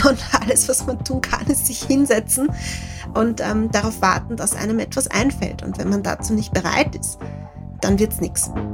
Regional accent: Lower Austria, Austria; ich komme vom Land, ich komme aus einer Familie ohne Akademiker

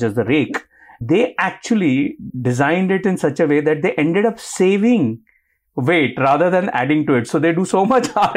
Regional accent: Delhi, India; I am a Delhiite. I grew up in Delhi

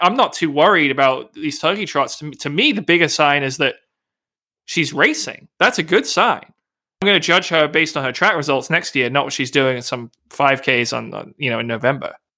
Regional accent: England, United Kingdom; accent: English; my English accent.

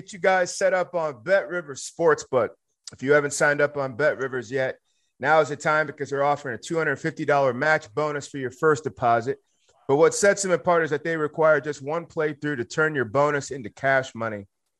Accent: Wichita, Kansas, United States; I was born in Wichita, Kansas

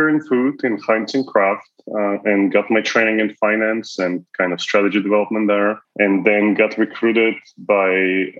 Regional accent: Bulgaria; moved away as an adult; also born or lived in Toronto, Canada; now in United States; I am Canadian and before that, Bulgarian. So lived in Europe for a long time, then moved to Toronto, spent a good chunk of my career there, and then in the United States since 2010.

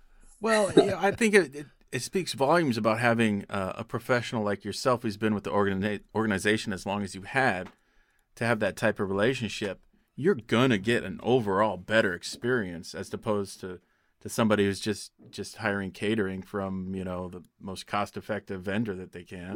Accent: Pocatello, Idaho, United States; my hometown of Pocatello, Idaho

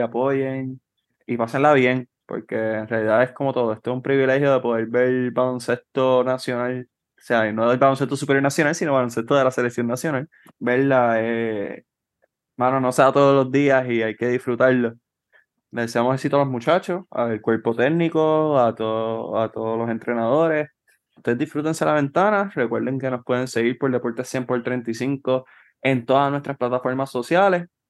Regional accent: Trujillo Alto, Puerto Rico; yo soy de Trujillo

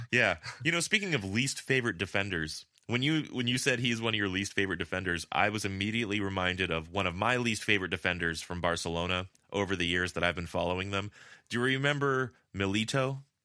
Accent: La Puente, California, United States; now in Madrid, Spain; I'm so Californian, my default is puente

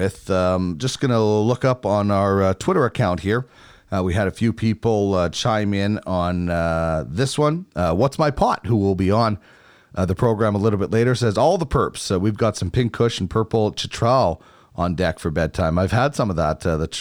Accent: Manitoba, Canada; I grew up in Manitoba, where it's obviously very cold, but it's a different cold out west.

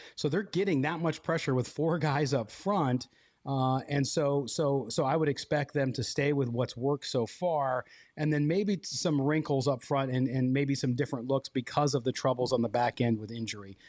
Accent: Chicago, Illinois, United States; moved away; my hometown, the t-, place of my birth, uh, Chicago

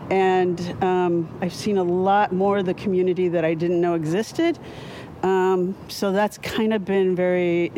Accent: South Bay, California, United States; as a white person growing up in the South Bay.

